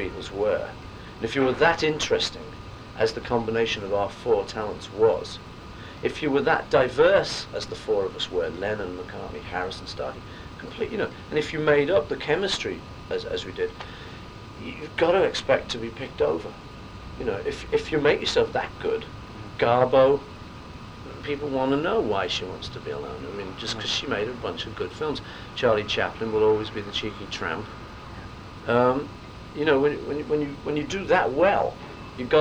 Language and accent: English; Liverpool, North West England, United Kingdom; moved away; we came from Liverpool